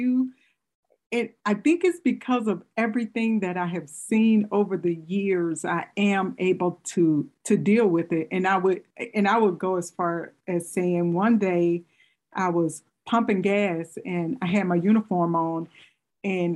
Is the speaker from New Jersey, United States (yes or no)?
no; Mississippi, United States; moved away as an adult; now in Michigan, United States; I'm originally from Mississippi too